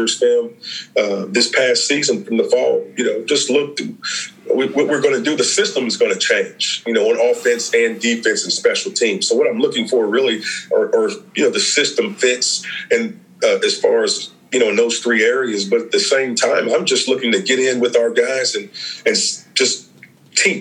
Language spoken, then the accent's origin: English; Charlotte, North Carolina, United States; I'm from Charlotte. You know, I went to middle school, Randolph Middle School, went to high school, East Meck High School